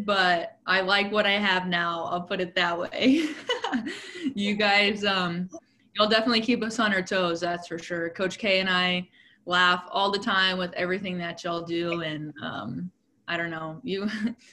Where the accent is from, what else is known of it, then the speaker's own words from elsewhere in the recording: Austin, Texas, United States; moved away as an adult; I'm originally from Austin, Texas, played at Concordia